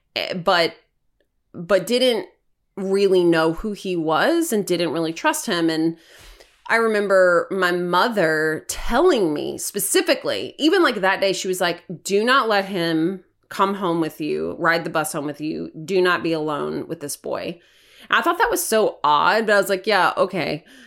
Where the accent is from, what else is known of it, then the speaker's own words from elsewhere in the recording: Hermitage, Tennessee, United States; I grew up in Hermitage, Tennessee, in a very tiny house